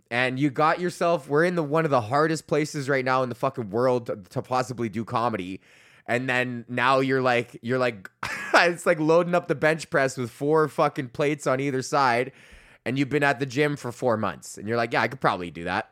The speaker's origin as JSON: {"language": "English", "region": "Alberta", "country": "Canada", "said": "I'm from Alberta"}